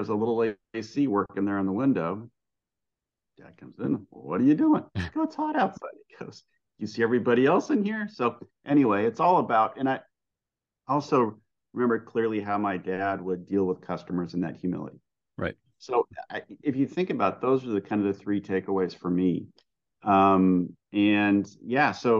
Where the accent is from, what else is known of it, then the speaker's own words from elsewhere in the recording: San Bernardino, California, United States; I grew up in San Bernardino, in the Inland Empire in Southern California. I am from a very ethnic Greek family. Both my parents are immigrants from Greece